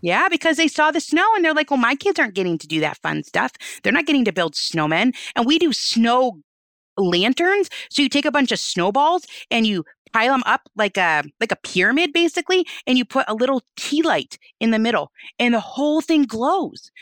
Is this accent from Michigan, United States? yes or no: yes; Michigan, United States; We're from Michigan.